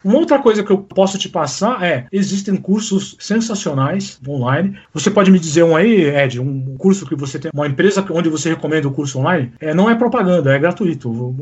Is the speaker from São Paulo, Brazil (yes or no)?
yes; ABC, São Paulo, Brazil; a gente é do ABC